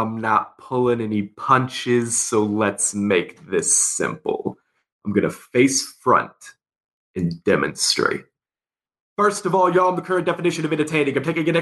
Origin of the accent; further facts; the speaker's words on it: Leavenworth, Kansas, United States; also born or lived in Topeka, Kansas; I'm initially from Leavenworth, Kansas. I grew up right outside of Lansing Prison